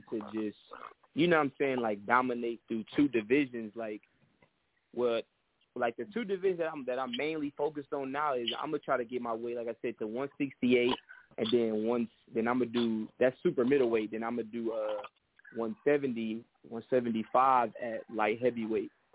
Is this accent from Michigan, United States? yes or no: yes; Detroit, Michigan, United States; I'm from Detroit